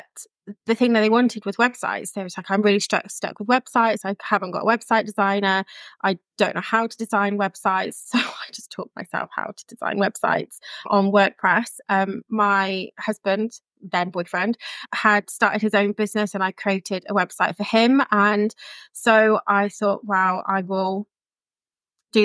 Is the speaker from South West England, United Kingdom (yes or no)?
yes; Chippenham, South West England, United Kingdom; moved away as an adult; also born or lived in Cardiff; now in Barry, United Kingdom; Originally, I'm from England, in Chippenham, just outside of Bath in Wiltshire, and I moved to Cardiff for university